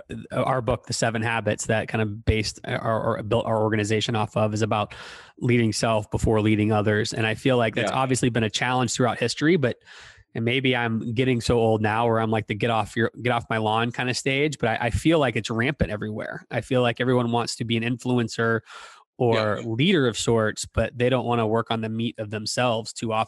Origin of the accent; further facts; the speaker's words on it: Toronto, Ontario, Canada; now in St. Louis, United States; You know, I live in St. Louis. I'm from Toronto.